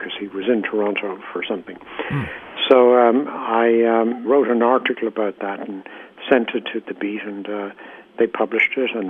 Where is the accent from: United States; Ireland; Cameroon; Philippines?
Ireland; I was born and raised in Ireland